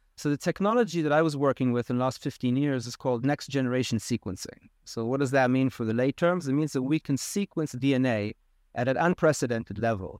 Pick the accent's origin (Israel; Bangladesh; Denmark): Israel; moved away as an adult; also born or lived in United States / South Africa; now in Costa Rica; I grew up in Israel